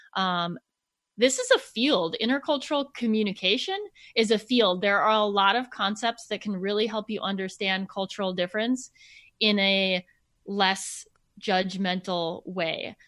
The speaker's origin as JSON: {"language": "English", "region": "Minnesota", "country": "United States", "tie": "born or raised there", "said": "I grew up in Minnesota."}